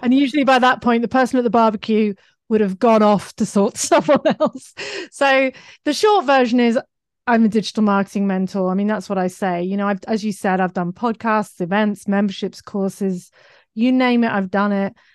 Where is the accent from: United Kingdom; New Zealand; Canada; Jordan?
United Kingdom; accent: British; now in Australia; my British accent